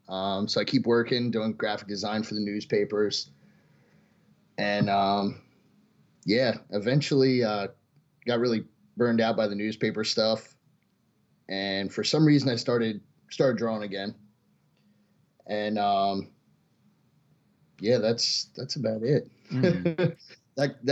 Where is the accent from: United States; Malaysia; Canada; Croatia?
United States; Delaware; also born or lived in Michigan; I was born in Michigan. Uh-huh. And lived most of my life in Delaware.